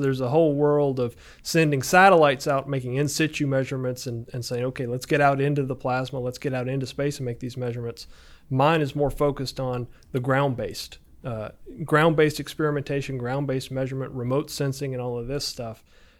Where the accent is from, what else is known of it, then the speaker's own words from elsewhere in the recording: Auburn, Alabama, United States; So I'm from Auburn, born and bred.